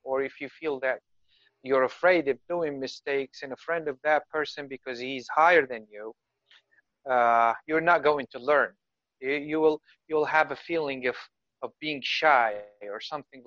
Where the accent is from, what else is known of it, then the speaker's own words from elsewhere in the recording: Iraq; English is a second language; I am from Iraq.